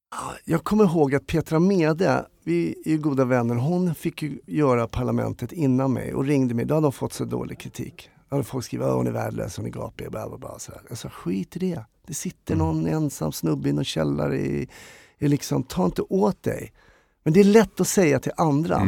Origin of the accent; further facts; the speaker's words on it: Stockholm, Stockholm County, Sweden; Jag är en stockholmare, glad skit, uppvuxen i Enskede